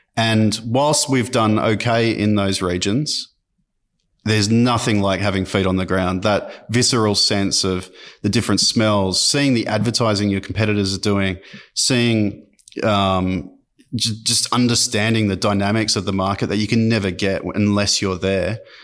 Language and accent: English; Sydney, New South Wales, Australia; also born or lived in Armidale, New South Wales / London; so I grew up in Sydney, um, uh, in French's Forest.